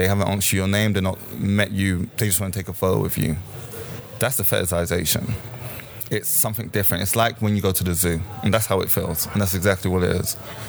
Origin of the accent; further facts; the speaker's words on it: Jamaica; born there; Me personally, I'm Jamaican. I was born in Jamaica, and I was in Jamaica on holiday because I raised my entire life in this city.